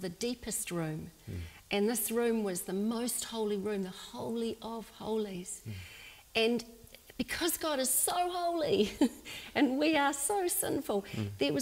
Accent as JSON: {"language": "English", "country": "New Zealand", "tie": "born or raised there", "said": "in my day, growing up in New Zealand"}